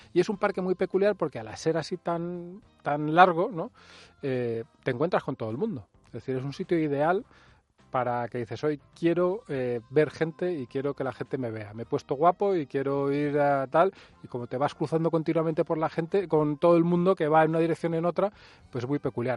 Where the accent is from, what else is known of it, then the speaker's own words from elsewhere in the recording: Spain; somos muy españoles